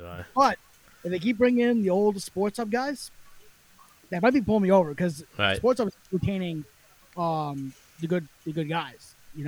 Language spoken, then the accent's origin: English; Connecticut, United States; born and raised in Connecticut. I'm probably the worst Connecticut resident